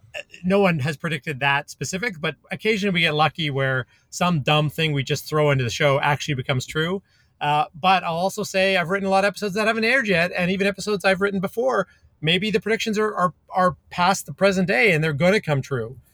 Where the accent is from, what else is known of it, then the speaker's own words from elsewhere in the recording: Calgary, Alberta, Canada; moved away; where I grew up in Canada, in Calgary